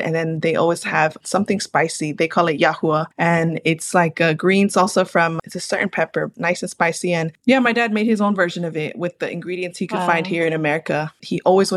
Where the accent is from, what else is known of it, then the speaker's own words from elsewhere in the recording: San Bernardino, California, United States; also born or lived in Santa Ana, California; I was born there in Santa Ana and then raised in my hometown here in the city of San Bernardino, which is also where I'm calling in from